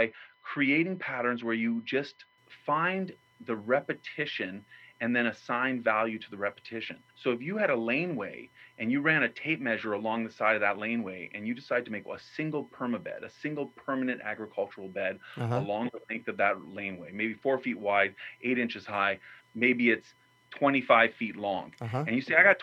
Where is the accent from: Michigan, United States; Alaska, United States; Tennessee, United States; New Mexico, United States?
New Mexico, United States; where I grew up in New Mexico